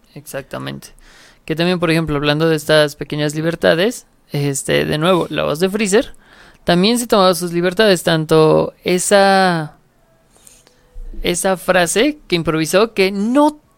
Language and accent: Spanish; Mexico; en México tenemos este, grandes actores de doblaje